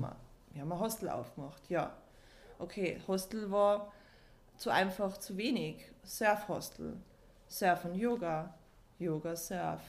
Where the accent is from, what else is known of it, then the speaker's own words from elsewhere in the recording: Austria; also born or lived in Belgium; bin ich in Österreich aufgewachsen, habe meine ganzen Freunde in Österreich, Familie in Österreich